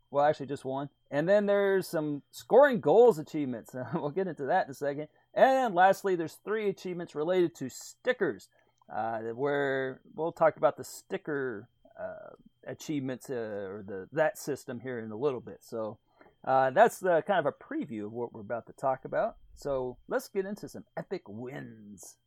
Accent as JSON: {"language": "English", "region": "Texas", "country": "United States", "tie": "born or raised there", "said": "growing up in Texas, even in the eighties"}